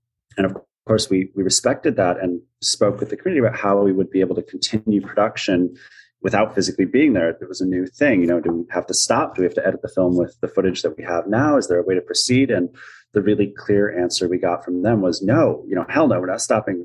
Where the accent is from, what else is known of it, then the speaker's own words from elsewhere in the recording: United States; myself as an American